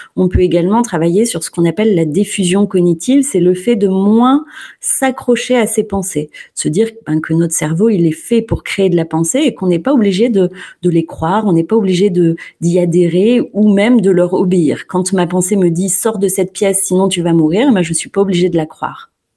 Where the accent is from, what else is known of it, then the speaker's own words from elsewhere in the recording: Clermont-Ferrand, Auvergne-Rhône-Alpes, France; je suis de Clermont-Ferrand